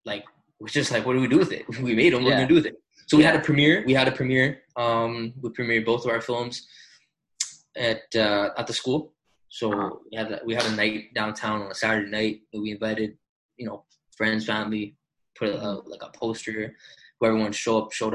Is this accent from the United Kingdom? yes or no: no; Toronto, Ontario, Canada; we came from Toronto. We're just Toronto kids